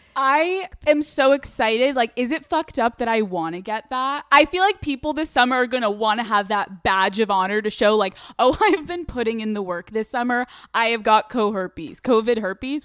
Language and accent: English; Newtown, Pennsylvania, United States; I'm from Pennsylvania